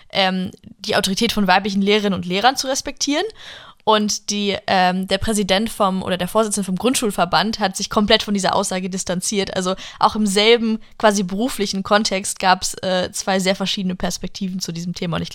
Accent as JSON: {"language": "German", "country": "United States", "lives_now": "Germany", "said": "und als Amerikanerin so, mein Gott, Leute, kommen und halten ein Land"}